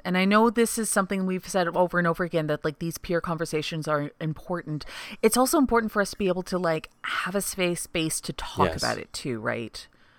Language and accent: English; Canada; I'm Canadian.